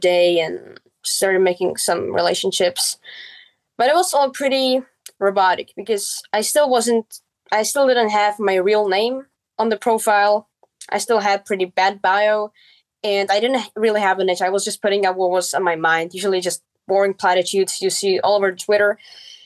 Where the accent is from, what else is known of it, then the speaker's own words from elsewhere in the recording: Czechia; first language Czech; English is a second language; I set up a blog in my mother tongue, which is Czech.